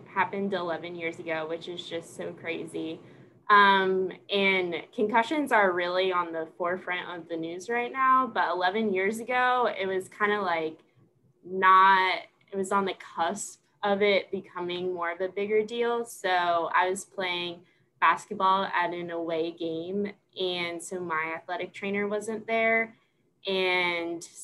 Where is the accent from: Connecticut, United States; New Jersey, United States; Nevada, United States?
New Jersey, United States; Washington; moved away as an adult; also born or lived in Pennsylvania / Kentucky / South Carolina; now in Clarksville, United States; I'm originally from Washington, New Jersey, which is a really small town, 15 minutes from the Pennsylvania border.